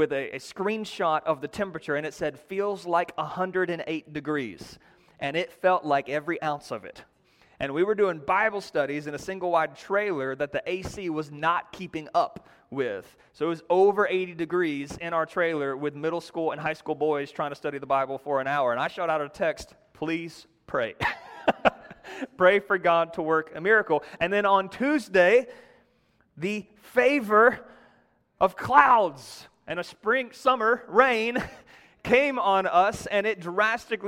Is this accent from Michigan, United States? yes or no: no; North Georgia, United States; accent: North Georgia; my North Georgia accent